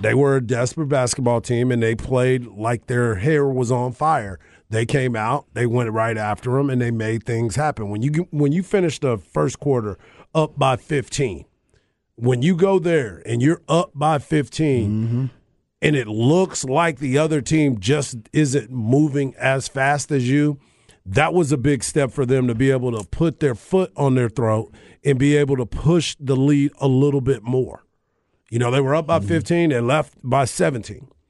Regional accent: Fort Hood, Texas, United States; I'm born and raised on Fort Hood, Texas

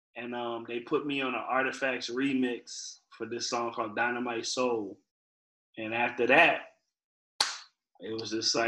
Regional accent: Virginia, United States; So I didn't sound like I was from Virginia, but I wanted people to know, like, you know, we got a hip-hop scene here too.

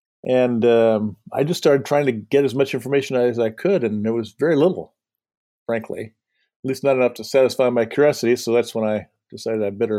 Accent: Indiana, United States; also born or lived in Madison, Wisconsin; Well, I grew up in southern Indiana, where my parents lived, which is Cardinals country.

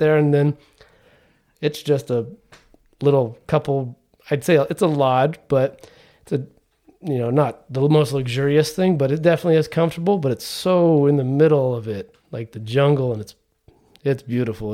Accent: Trabuco Canyon, California, United States; I grew up down here in Orange County, right in, uh, Tribuco Canyon, which is just South Orange County

